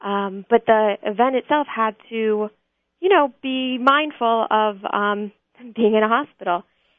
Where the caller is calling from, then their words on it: New York, United States; I'm actually calling from New York, but I will be in Israel for the event.